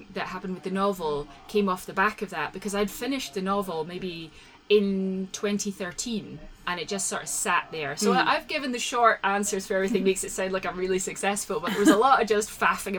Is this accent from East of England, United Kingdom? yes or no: no; Isle of Skye, Scotland, United Kingdom; moved away; also born or lived in Edinburgh / St Andrews / Sydney, Australia / Glasgow; I was born in the west coast of Scotland, and I grew up on the Isle of Skye.